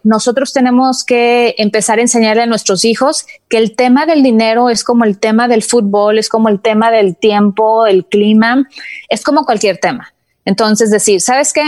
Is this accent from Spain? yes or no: no; Mexico; now in United States; Yo también fui criada en México, mis papás eran de que jamás te endeudes